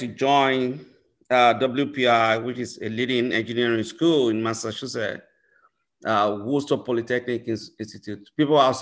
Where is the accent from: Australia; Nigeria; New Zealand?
Nigeria; moved away as an adult; also born or lived in Finland; now in Chicago, United States; I'm originally from Nigeria, and I started my studies at one of the leading universities in Nigeria